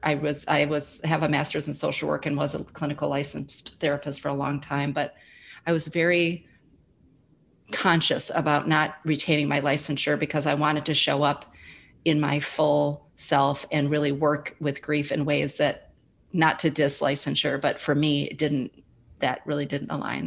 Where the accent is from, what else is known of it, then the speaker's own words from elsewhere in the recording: Midwest, United States; moved away as an adult; now in Austin, United States; I'm originally from the Midwest, but I've been calling Austin, Texas, home for the last seven years